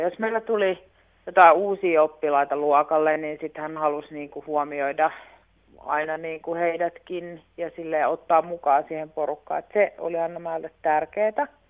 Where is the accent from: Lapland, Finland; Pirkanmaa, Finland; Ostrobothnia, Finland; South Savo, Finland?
Pirkanmaa, Finland; Viiala; me ollaan Viilasta kotoisin